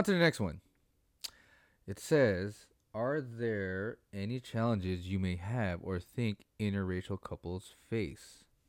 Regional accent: Australia; Like, I'm Australian

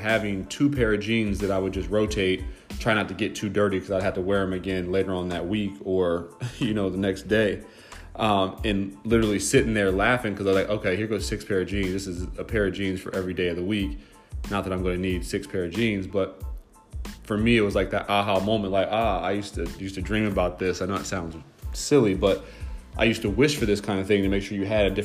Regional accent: Delaware, Ohio, United States; I'm from Delaware, Ohio, a small town

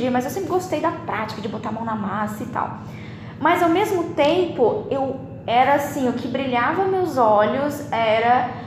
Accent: Campo Grande, Mato Grosso do Sul, Brazil; Lá na minha cidade em Campo Grande, a gente tem contado nos dedos os dentistas que atuam nessa

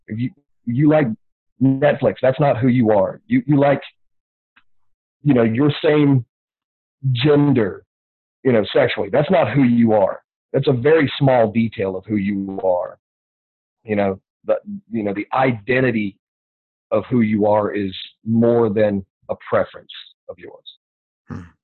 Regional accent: the South, United States; growing up in the South

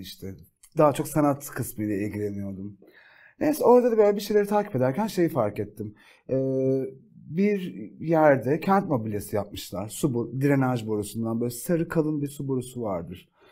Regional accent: Ereğli, Zonguldak, Turkey; moved away as an adult; now in Istanbul, Turkey; İstanbul'dan önce Zonguldak'ta doğup büyüdüm. Ee, Zonguldak Ereğli ilçesinde.

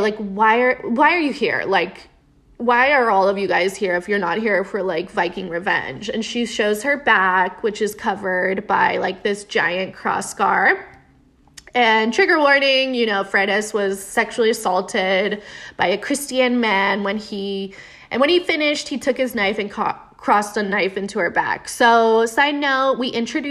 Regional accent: United States; we're American

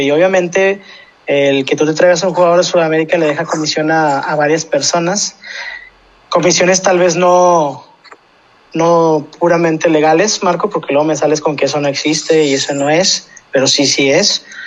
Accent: Mexico; uno como mexicano quiere eso

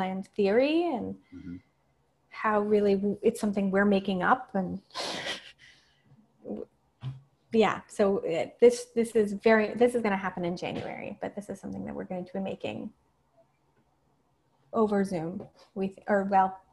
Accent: El Paso, Texas, United States; moved away; my hometown was in the news a lot for a while. So I started going back to El Paso

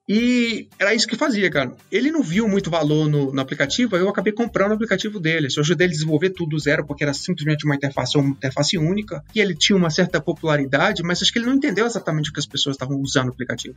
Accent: Goiânia, Goiás, Brazil; eu nasci em Goiânia, uh, sou goiano, eu estudei mecânica industrial na, na escola técnica

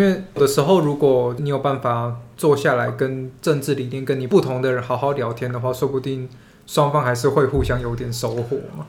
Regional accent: Taiwan; moved away; 身为对。台湾人

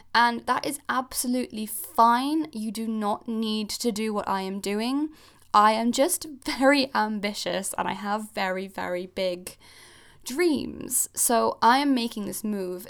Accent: Geneva, Switzerland; moved away as an adult; also born or lived in Cornwall, United Kingdom; now in United Kingdom; I'm originally Swiss. I grew up in Geneva in Switzerland, and I moved to the U K when I was eighteen

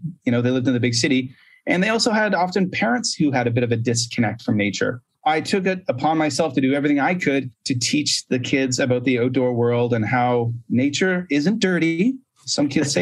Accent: Canada; moved away as an adult; also born or lived in Korea / Japan; now in China; I'm a Canadian

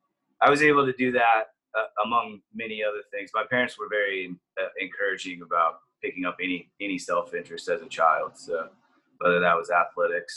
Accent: Brady, Texas, United States; I grew up in a small town called Brady, Texas, right up the road.

